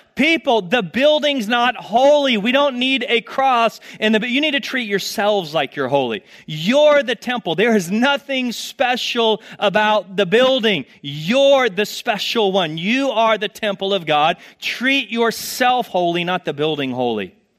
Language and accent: English; Texas, United States; moved away; I'm from Texas